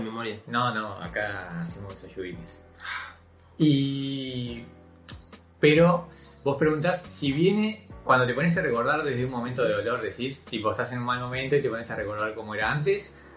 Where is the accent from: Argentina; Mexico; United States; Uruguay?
Uruguay; se nos educó con una visión de país modelo